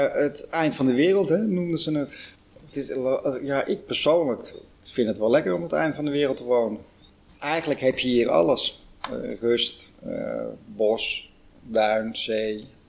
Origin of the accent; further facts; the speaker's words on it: Huisduinen, North Holland, Netherlands; ik ben geboren in Huisduinen